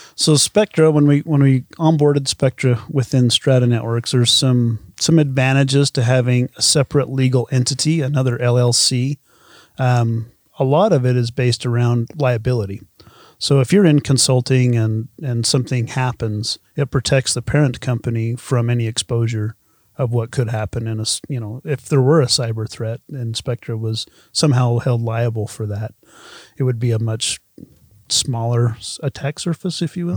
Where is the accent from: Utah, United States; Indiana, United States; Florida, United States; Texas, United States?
Utah, United States; Uinta Basin; I grew up in the Una Basin.